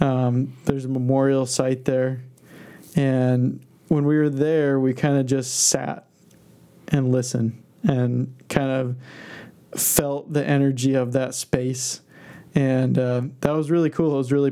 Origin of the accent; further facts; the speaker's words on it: Basque Country, Spain; looking around at this weird landscape that's got to be totally different than you've ever seen before growing up in the Basque Country